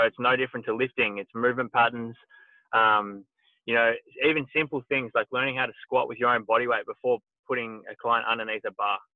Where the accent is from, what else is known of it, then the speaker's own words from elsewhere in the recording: Horsham, Victoria, Australia; I grew up in Horsham, Victoria